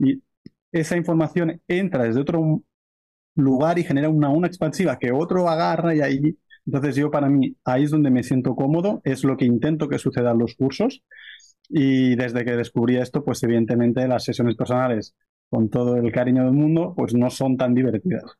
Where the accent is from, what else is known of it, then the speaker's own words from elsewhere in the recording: near Barcelona, Catalonia, Spain; moved away as an adult; now in Brazil; Yo soy de cerca de Barcelona y, básicamente estoy viviendo ahora desde hace un año en la selva de Brasil.